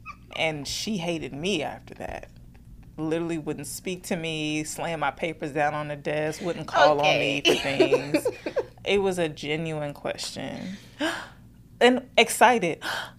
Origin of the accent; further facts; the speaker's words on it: Georgia, United States; I'm from Georgia.